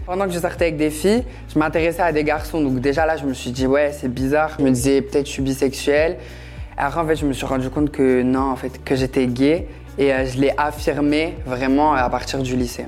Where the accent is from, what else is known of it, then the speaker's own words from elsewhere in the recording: Metz, Grand Est, France; je viens de Metz